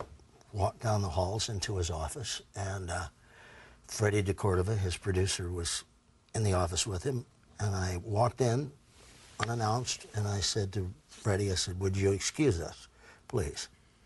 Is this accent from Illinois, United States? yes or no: no; Virginia, United States; I'm an Indian boy from Virginia.